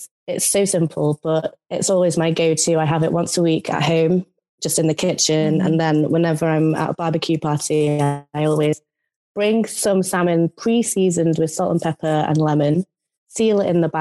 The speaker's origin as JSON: {"language": "English", "country": "United Kingdom"}